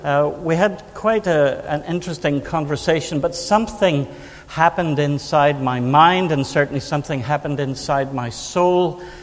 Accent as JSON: {"language": "English", "region": "Northern Ireland", "country": "United Kingdom", "said": "Yes, I'm from Northern Ireland. I'm married to a Scot. We have an English son and an Irish dog"}